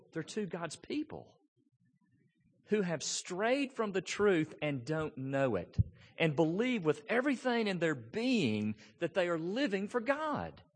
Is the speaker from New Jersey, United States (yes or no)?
no; Memphis, Tennessee, United States; I grew up in East Memphis